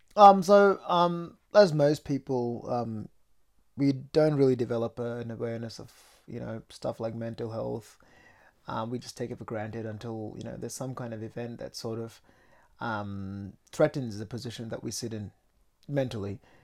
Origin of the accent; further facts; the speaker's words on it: Mumbai, Maharashtra, India; moved away; I was from Mumbai, which is a very busy city